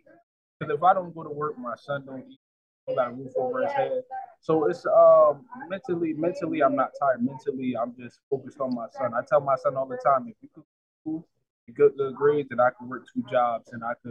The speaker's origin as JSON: {"language": "English", "town": "New Haven", "region": "Connecticut", "country": "United States", "tie": "born or raised there", "said": "I was born and raised in New Haven. A lot of people from this side, I was born in the hill. So where it was a lot of violence."}